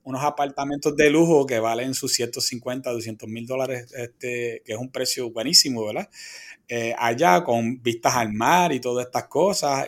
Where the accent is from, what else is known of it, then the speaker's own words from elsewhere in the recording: Quebradillas, Puerto Rico; aquí en, mi pueblo de Quebradillas